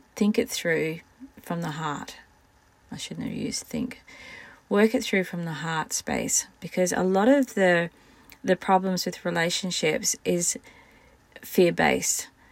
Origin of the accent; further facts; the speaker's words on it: Scotland, United Kingdom; I am Scottish